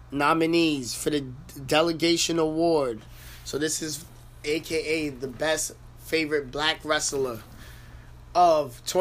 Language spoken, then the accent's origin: English; United States; I'm from America.